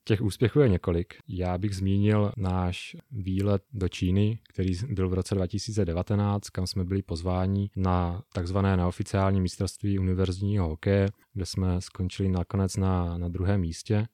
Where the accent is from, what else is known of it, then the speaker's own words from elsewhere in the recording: Uničov, Olomouc Region, Czechia; now in Prague, Czech Republic; na zimní stadion v Uničově v mém rodném městě